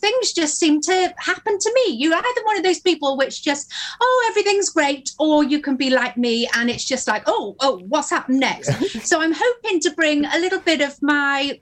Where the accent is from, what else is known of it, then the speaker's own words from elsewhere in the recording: Carew, Wales, United Kingdom; I'm from Pembrokeshire, originally from Carew.